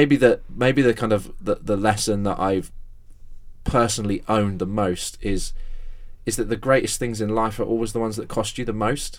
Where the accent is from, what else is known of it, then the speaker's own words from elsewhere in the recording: Exeter, South West England, United Kingdom; the local church I was brought up in my hometown of Exeter